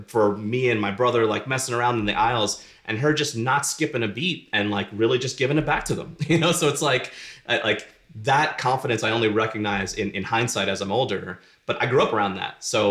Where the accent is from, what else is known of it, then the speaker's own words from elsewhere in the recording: Philadelphia, Pennsylvania, United States; I grew up in North Philly